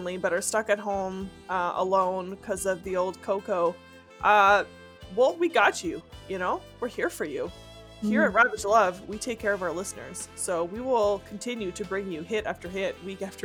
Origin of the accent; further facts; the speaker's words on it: Northern Ontario, Canada; I come from absolute rednecks from Northern Ontario who love to go hunting